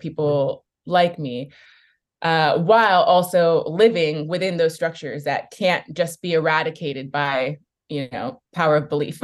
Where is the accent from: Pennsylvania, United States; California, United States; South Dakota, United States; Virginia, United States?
California, United States; Bay Area; growing up in the Bay Area